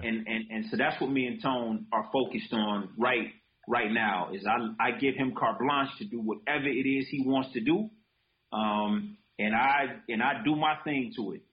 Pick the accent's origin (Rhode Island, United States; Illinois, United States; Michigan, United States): Michigan, United States; Detroit; also born or lived in Japan; I was a kid from Detroit that just wanted to express itself.